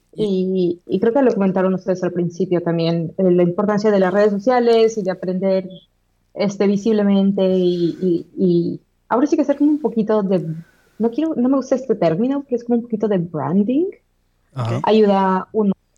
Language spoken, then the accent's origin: Spanish; Mexico; moved away as an adult; now in Manchester, United Kingdom; como latinos o como mexicanos